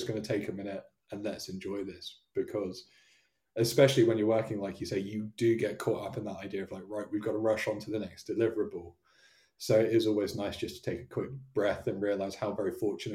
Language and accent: English; Devon, South West England, United Kingdom; moved away; I was born and raised down in Devon